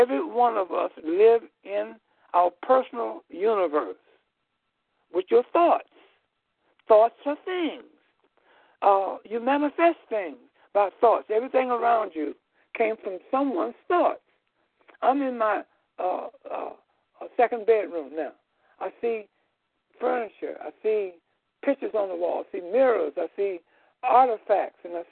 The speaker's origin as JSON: {"language": "English", "town": "Chicago", "region": "Illinois", "country": "United States", "tie": "born or raised there", "said": "I was born here in Illinois, in Chicago, Illinois"}